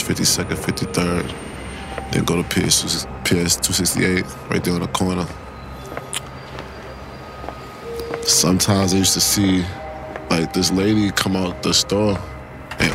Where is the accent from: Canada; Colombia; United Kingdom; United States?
United States; New York City, New York; I grew up in Brooklyn, New York, East Flatbush to be exact